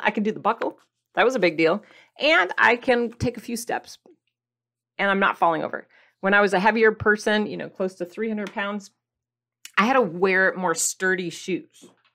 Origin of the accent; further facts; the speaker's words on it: Midwest, United States; I grew up in the Midwest